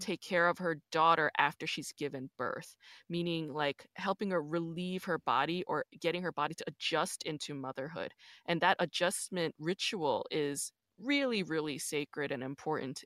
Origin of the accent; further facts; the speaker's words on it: New York, United States; also born or lived in Busan, South Korea; I'm from New York, but, um, I was born in Busan